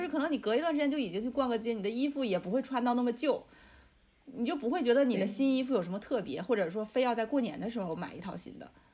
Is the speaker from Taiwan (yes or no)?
no; northern China, China; 因为我是北方的话是有那个暖气的嘛